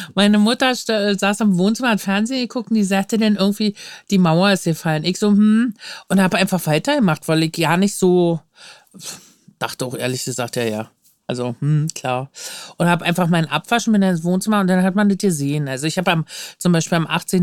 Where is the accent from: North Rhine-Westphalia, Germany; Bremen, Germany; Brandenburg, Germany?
Brandenburg, Germany; Luckenwalde; now in Berlin, Germany; ich bin in Luckenwalde aufgewachsen, das ist so eine Kreisstadt